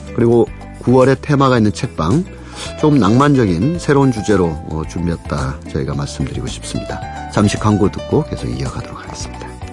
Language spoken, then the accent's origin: Korean; Punggi, North Gyeongsang, South Korea; 제 고향이 경북 풍기라서